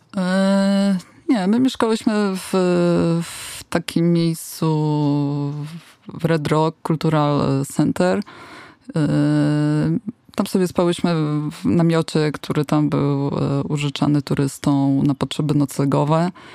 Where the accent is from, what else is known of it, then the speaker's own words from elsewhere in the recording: Poland; skąd jesteśmy, my, że z Polski, czyli from Poland